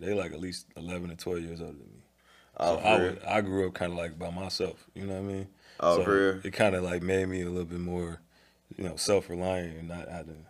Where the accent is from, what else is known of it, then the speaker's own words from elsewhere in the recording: Chicago, Illinois, United States; So like growing up in the South side and then like going to the South suburbs of Chicago for school and all